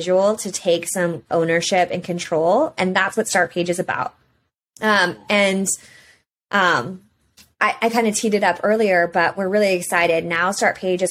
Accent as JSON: {"language": "English", "country": "United States", "said": "as an American, I'm under that legislation"}